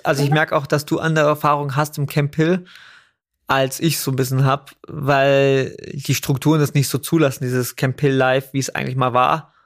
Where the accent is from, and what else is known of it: Überlingen, Baden-Württemberg, Germany; born or raised there; also born or lived in Scotland